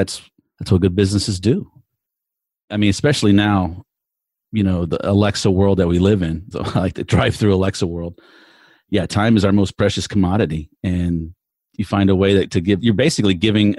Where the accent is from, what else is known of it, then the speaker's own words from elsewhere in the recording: Texas, United States; especially more so in the Dallas-Fort Worth area in my home state